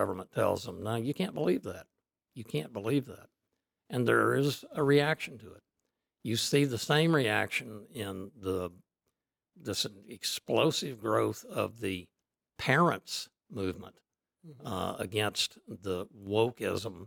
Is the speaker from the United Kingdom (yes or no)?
no; Oklahoma, United States; Oklahoma, which is my home state